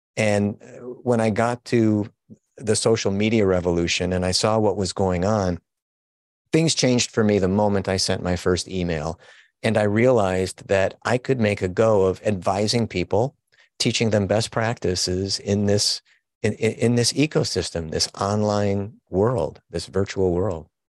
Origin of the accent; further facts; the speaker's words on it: Chicago, Illinois, United States; also born or lived in Wilmette, Illinois; I am a, a Chicago born and bred guy